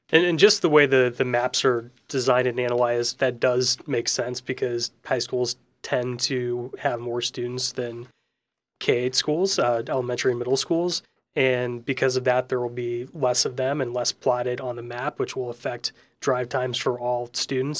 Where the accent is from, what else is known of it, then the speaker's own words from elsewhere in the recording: St. Louis, Missouri, United States; now in Indiana, United States; my home state of Missouri and, and Saint Louis in particular